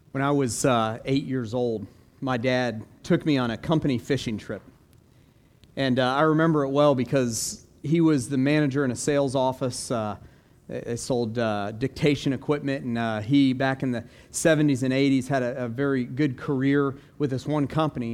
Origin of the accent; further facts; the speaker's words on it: Florida, United States; also born or lived in Orlando; growing up in Florida